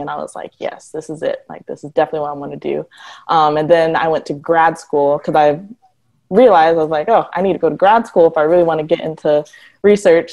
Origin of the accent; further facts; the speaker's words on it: Detroit, Michigan, United States; I am originally from Michigan, Detroit specifically